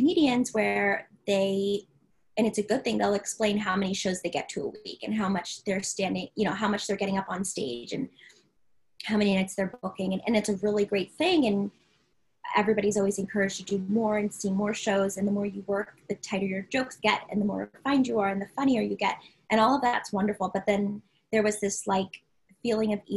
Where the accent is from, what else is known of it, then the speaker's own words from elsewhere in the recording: Maryland, United States; I'm from Maryland